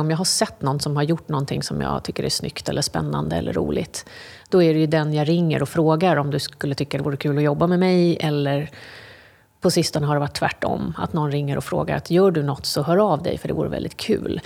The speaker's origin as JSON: {"language": "Swedish", "region": "London", "country": "United Kingdom", "tie": "born or raised there", "moved": "yes", "lives_now": "Sweden", "said": "jag är uppvuxen i England, i London."}